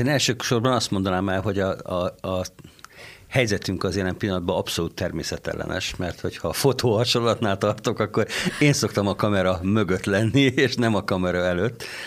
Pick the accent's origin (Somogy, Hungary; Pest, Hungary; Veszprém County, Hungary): Somogy, Hungary; Kaposvár; also born or lived in Mosdós; now in Székesfehérvár, Hungary; Kaposvári kórház szülészetén kezdtem a pályafutásomat, mint egészen pici csecsemő.